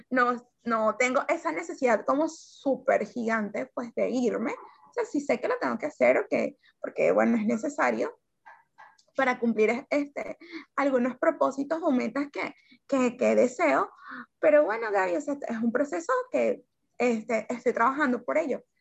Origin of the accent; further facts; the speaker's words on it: Venezuela; sueño en este momento es que nosotros, los, como venezolanos, podamos, podamos tener la oportunidad de vivir otra realidad.